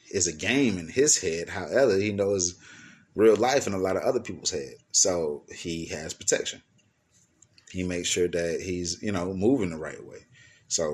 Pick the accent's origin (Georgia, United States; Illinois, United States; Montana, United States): Georgia, United States; Atlanta; the city that I'm from, A-Town, I'm from Atlanta, Georgia